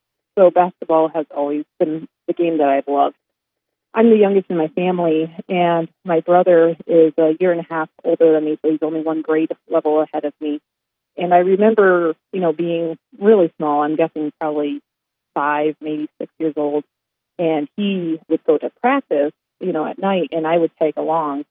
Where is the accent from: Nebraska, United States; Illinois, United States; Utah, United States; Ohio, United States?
Nebraska, United States; Gordon; moved away as an adult; also born or lived in Sioux Falls; I grew up in a small town called Gordon, Nebraska, way out west where nobody even thinks about Nebraska being.